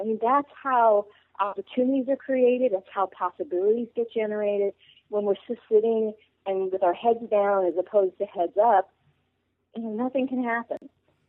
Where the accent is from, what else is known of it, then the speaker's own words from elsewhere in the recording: the North, United States; now in the South, United States; So I grew up in the North and now live in the South.